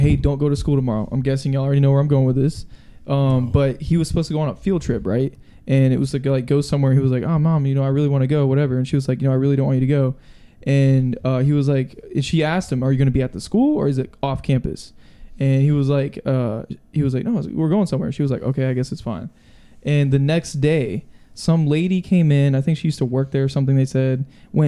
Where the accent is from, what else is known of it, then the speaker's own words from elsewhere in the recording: Michigan, United States; I'm from Michigan